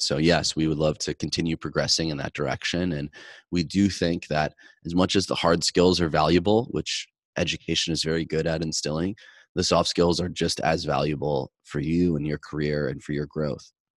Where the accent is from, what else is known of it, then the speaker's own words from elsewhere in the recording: Midwest, United States; growing up in the Midwest from a blue collar background